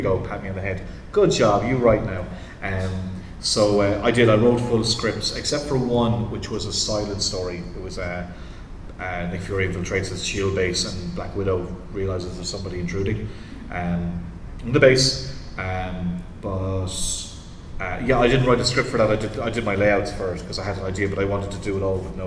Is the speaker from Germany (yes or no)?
no; Ireland; where I grew up in Ireland